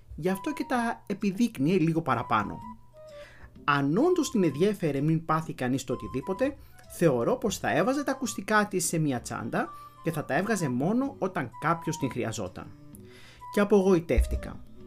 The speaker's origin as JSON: {"language": "Greek", "town": "Florina", "region": "Western Macedonia", "country": "Greece", "said": "στην πατρίδα μου τη Φλόρινα"}